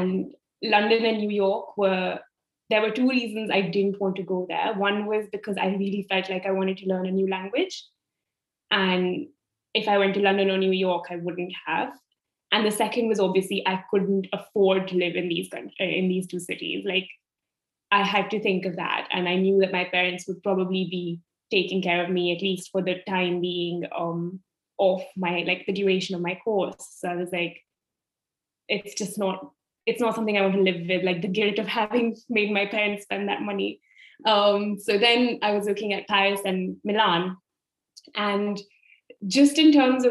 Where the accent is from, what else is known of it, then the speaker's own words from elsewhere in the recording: Delhi, India; moved away as an adult; also born or lived in Italy; I was born and I grew up in Delhi.